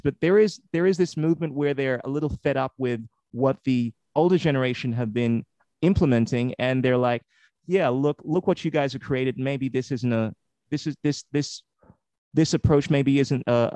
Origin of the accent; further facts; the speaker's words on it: Ghana; now in Australia; I'm originally from Ghana, West Africa, I've been here for about 30 years